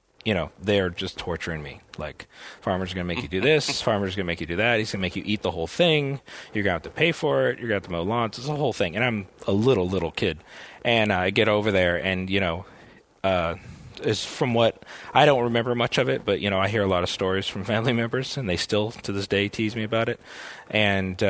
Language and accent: English; Texas, United States; I grew up in Texas as a kid